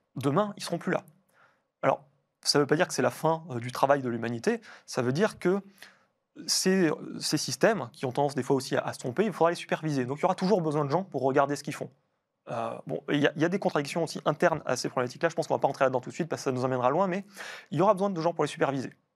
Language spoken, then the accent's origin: French; France; nous, en tant que Français